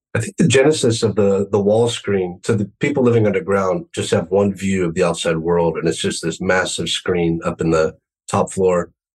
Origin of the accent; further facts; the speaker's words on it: United States; growing up in the United States